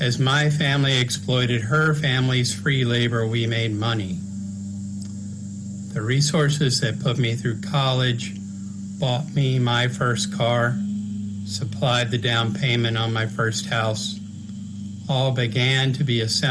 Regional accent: Smithfield, Virginia, United States; moved away; where I grew up," which was over in Smithfield

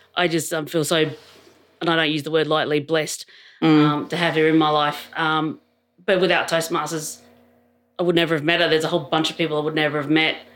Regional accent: Adelaide, South Australia, Australia; moved away as an adult; now in Canberra, Australia; I grew up in Adelaide many, many years ago.

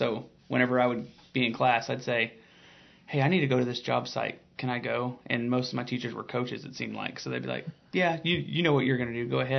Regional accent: Piedmont, Oklahoma, United States; born and raised here. My grandpa still lives here. He lives 5 miles from where we're sitting right now, and you know, I was born and raised in Piedmont. My dad was born and raised out there.

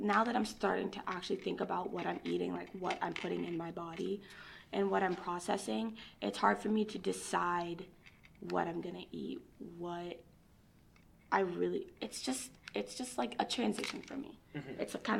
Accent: Lowell, Massachusetts, United States; born there; I was born in Lowell, though.

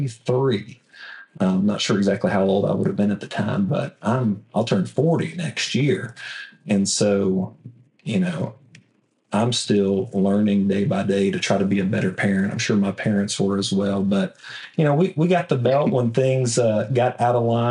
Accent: Evadale, Texas, United States; Southeast Texas is home. Grew up in Evadale

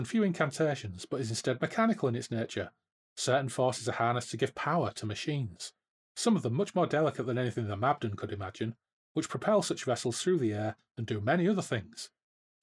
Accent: Hull, Yorkshire and the Humber, United Kingdom; I'm from Hull

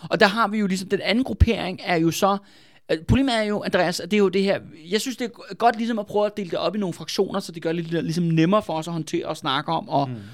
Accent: Copenhagen, Capital Region of Denmark, Denmark; Jeg, jeg er fra København, ikke?

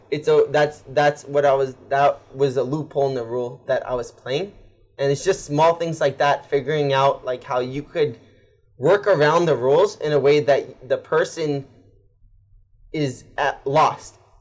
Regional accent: United States; I'm American

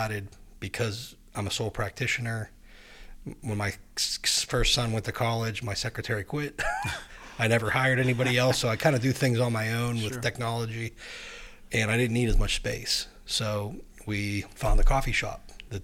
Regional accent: New Kensington, Pennsylvania, United States; I also was born in New Kensington. I've lived there, except for college. All of my life

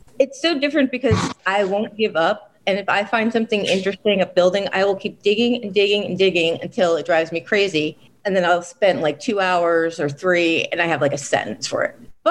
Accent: New Jersey, United States; now in Philadelphia, United States; I don't want to tell my home state of New Jersey how I betrayed them.

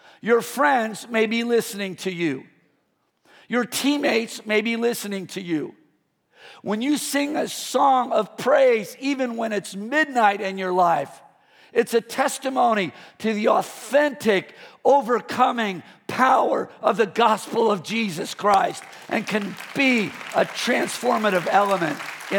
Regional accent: Midwest, United States; born there; I was born in the Midwest. So we moved here to the Bay Area.

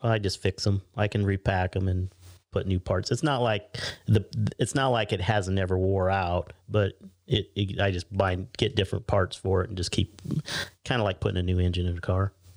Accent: Pender, Nebraska, United States; moved away; I even went back to, uh, my hometown, Pender

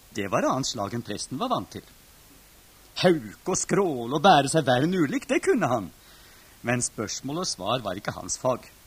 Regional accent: Norway

